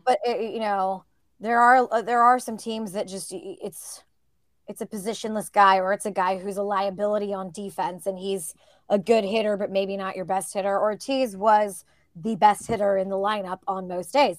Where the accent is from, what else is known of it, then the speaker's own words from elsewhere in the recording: Northern California, United States; growing up in Northern California